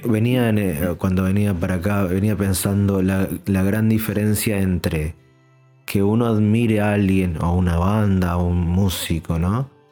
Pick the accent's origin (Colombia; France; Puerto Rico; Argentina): Argentina; soy argentino